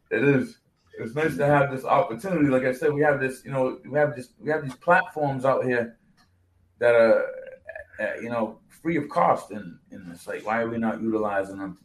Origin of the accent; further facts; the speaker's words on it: New Bedford, Massachusetts, United States; me growing up in New Bedford